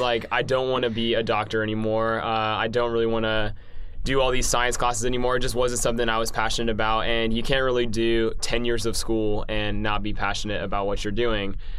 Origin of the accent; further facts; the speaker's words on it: Madison, Alabama, United States; I'm from Madison, Alabama